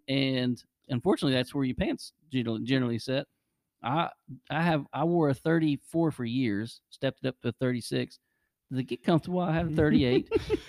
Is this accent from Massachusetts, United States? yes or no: yes; Boston, Massachusetts, United States; Well, I'm from Boston. We don't have accents up there.